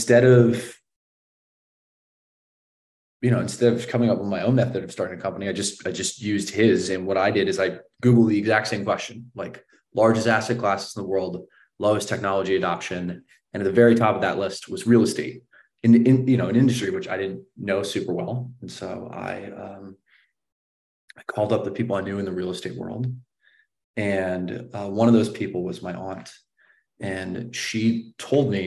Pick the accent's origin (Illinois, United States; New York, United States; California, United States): California, United States; Palo Alto; also born or lived in San Francisco; I grew up in Palo Alto